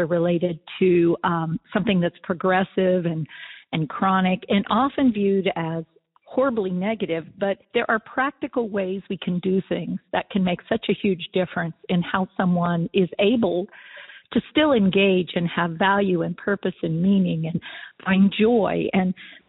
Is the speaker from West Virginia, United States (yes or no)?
yes; West Virginia, United States; also born or lived in Pennsylvania; now in North Carolina, United States; I want to let everybody know … I live in North Carolina. I'm originally from West Virginia and Pennsylvania